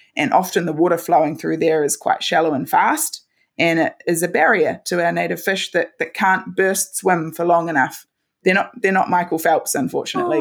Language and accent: English; Christchurch, Canterbury, New Zealand; I studied at the University of Canterbury in my hometown, and I've been lucky enough to, to stay here